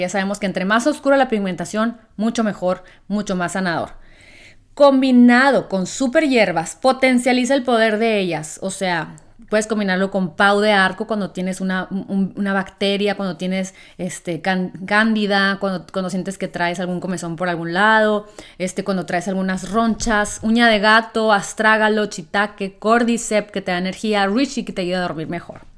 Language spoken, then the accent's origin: Spanish; Mexico; me siento muy orgullosa de ser mexicana